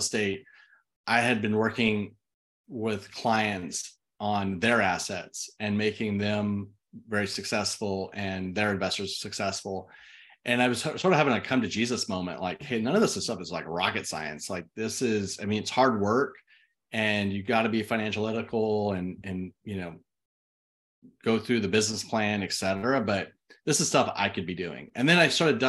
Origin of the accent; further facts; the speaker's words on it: Austin, Texas, United States; also born or lived in Twentynine Palms, California; now in College Station, United States; I was born and raised in Austin.